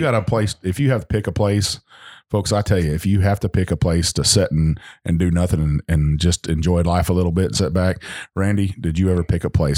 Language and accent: English; Texas Hill Country, United States; moved away; I'm from Hill, Hill Country, and that's, Lukenbach, Texas